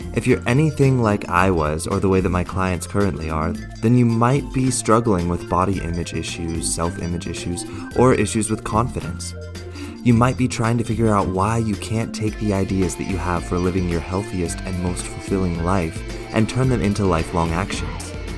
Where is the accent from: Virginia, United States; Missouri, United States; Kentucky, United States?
Virginia, United States; Fort Belvoir; accent: American; first language English; moved away as an adult; now in Zurich, Switzerland; I'm originally from Fort Belvoir, Virginia, in the U S A, um, which is why I, I speak English so well. I'm, I'm not a native German speaker